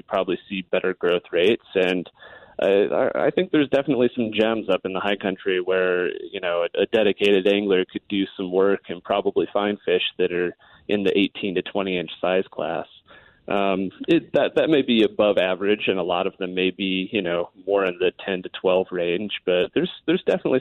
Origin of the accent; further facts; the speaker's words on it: Red Feather Lakes, Colorado, United States; I grew up in the Red Feather area with the lakes in the Rewa Wilderness